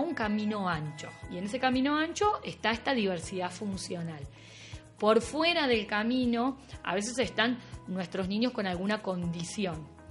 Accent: Buenos Aires, Argentina; accent: Argentine; moved away; yo soy argentina, claramente van a escuchar esta tonada un poquito rara.

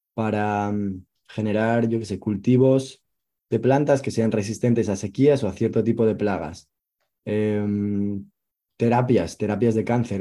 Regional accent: Asturias, Spain; yo soy de Asturias

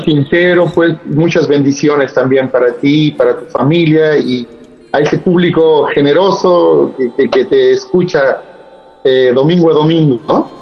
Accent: Cajamarca, Peru; moved away as an adult; also born or lived in Europe; now in Trujillo, Peru; yo soy de Cajamarca

